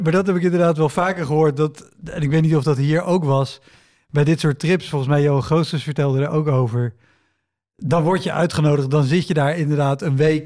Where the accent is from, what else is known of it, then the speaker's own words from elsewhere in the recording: near Utrecht, Netherlands; ik kom uit de buurt van Utrecht